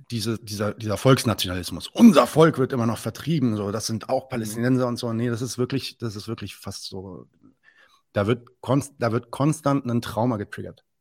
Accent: Lebanon; ja, nee, nee, ich bin Libanese.

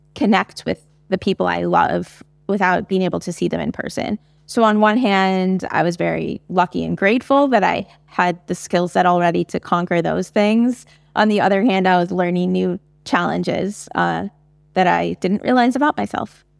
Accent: United States; as an American, I can speak to my experiences in early education

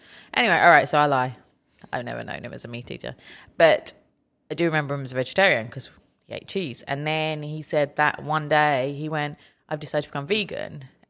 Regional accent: United Kingdom; everybody who knows me knows how much I don't like Lewis Hamilton, despite being British.

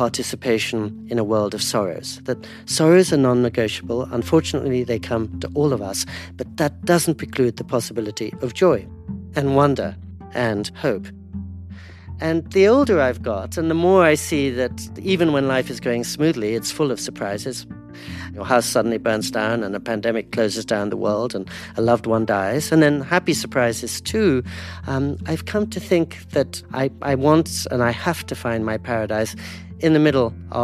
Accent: India; I'm Indian

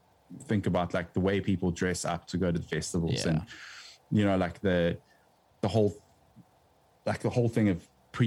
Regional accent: South Africa; South Africa will always be home from a music point of view

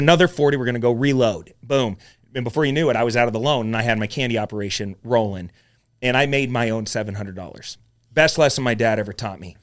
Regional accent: Mesa, Arizona, United States; Mesa, Arizona

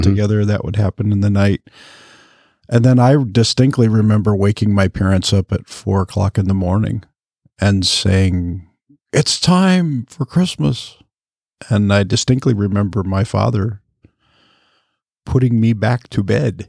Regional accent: Michigan, United States; I grew up in Michigan

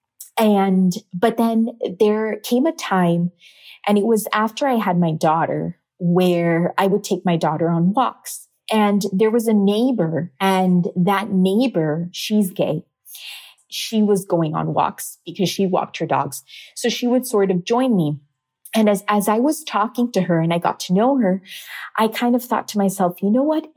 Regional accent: Miami, Florida, United States; My family's Cuban, so I was born in Miami, but my parents are Cuban

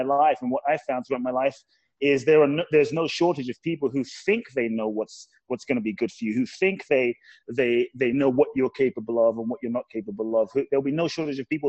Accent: London, United Kingdom; also born or lived in Ghana; now in Los Angeles, United States; And I grew up in London. So I was raised in London, UK

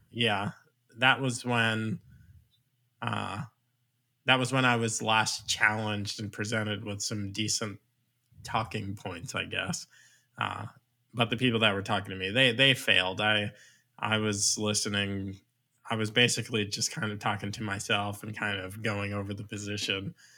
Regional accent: Long Island, New York, United States; now in Virginia, United States; I'm actually from Long Island

